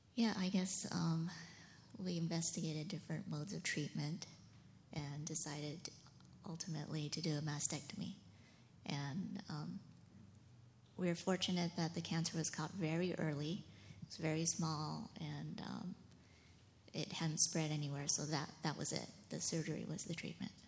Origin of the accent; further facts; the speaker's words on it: San Gabriel, California, United States; grew up in San Gabriel